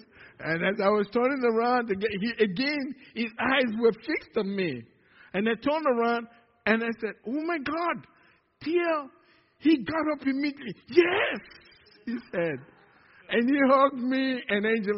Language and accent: English; Nigeria; moved away; From Nigeria